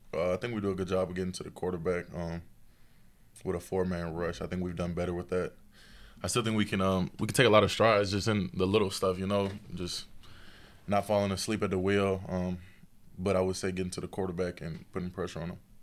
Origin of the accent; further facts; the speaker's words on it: Tennessee, United States; being from Tennessee